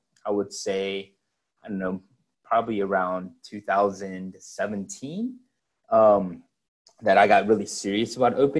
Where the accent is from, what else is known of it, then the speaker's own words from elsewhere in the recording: Henry County, Georgia, United States; I grew up in Henry County, which is about half an hour south of the airport